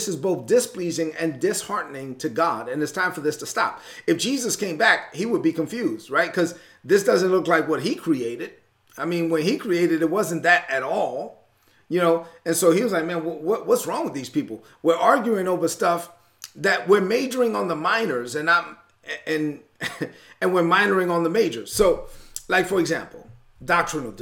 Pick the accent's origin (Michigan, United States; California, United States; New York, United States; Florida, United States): New York, United States; New York City; I grew up in East New York, Brooklyn